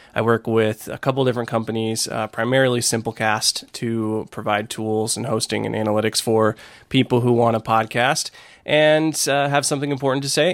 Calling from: Fort Worth, Texas, United States; I am calling from Fort Worth, Texas

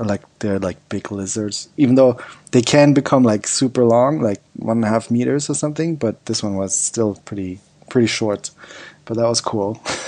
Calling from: Thailand; Yeah, I'm calling in from Thailand.

